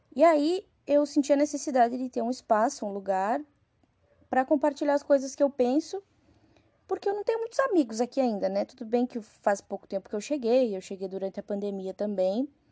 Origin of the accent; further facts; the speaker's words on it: Rio Grande do Sul, Brazil; moved away as an adult; now in Carapicuíba, Brazil; sou natural do Rio Grande do Sul